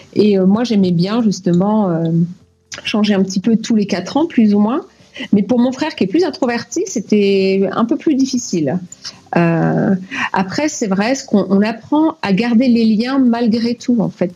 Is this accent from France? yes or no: yes; France; moved away; also born or lived in Cuba / Martinique